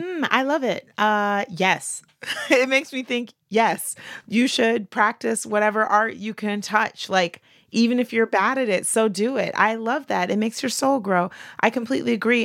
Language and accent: English; the South, United States; I'm from the South, Bible Belt